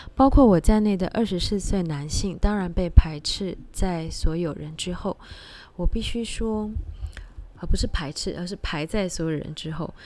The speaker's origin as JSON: {"language": "Chinese", "town": "George Town", "region": "Penang", "country": "Malaysia", "tie": "born or raised there", "said": "我们的家乡是有就，呃，在马来西亚槟城"}